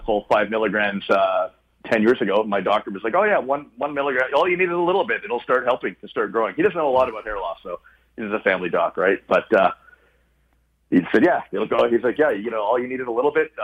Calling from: Toronto, Ontario, Canada; calling from Toronto

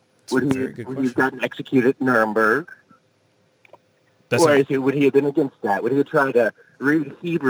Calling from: Oklahoma City, Oklahoma, United States; I'm calling from OKC, Oklahoma.

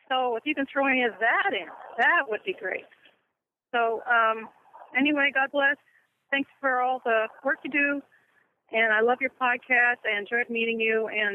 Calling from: New York City, New York, United States; I'm calling from New York City right now. Actually, I live in New Jersey, across the river.

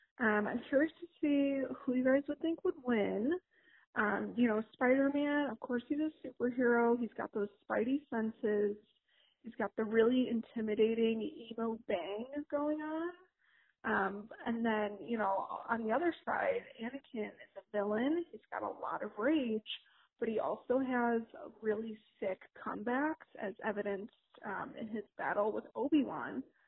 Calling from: Evergreen Park, Illinois, United States; This is your sister / cousin … I'm calling from Evergreen Park, Illinois.

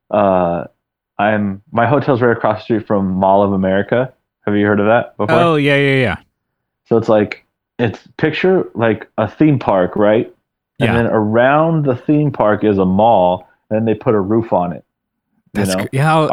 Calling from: St. Paul, Minnesota, United States; I'm calling from St. Paul, Minnesota. Oh shit, Jesus. So, so I'm uh, training at uh, a facility out here at our headquarters.

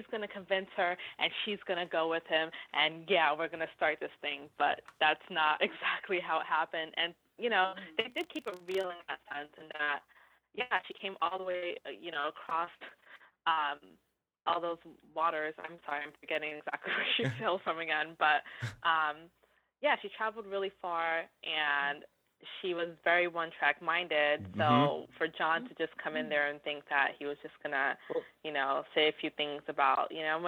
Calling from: New York, United States; I'm calling from New York.

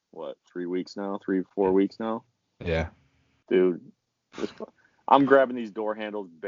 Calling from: Beach, North Dakota, United States; Uh, I made it to the first exit in North Dakota. Fancy little town called Beach.

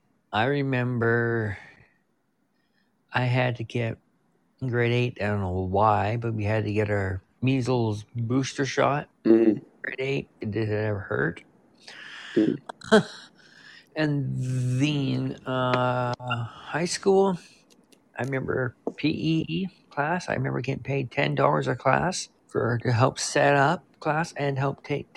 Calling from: Prince George, British Columbia, Canada; I'm calling from Prince George, BC, Canada.

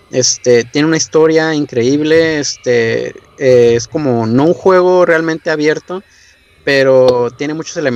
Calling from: Tijuana, Baja California, Mexico; estoy aquí en Tijuana, Baja California.

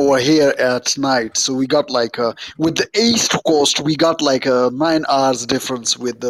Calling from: Pakistan; I'm calling from Pakistan.

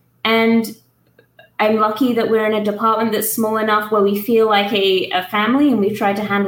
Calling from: Tuscaloosa, Alabama, United States; Okay, I am calling in from the University of Alabama at Tuscaloosa.

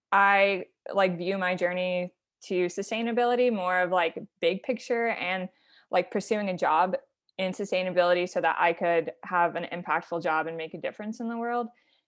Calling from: Fort Collins, Colorado, United States; So I am calling from Fort Collins, Colorado.

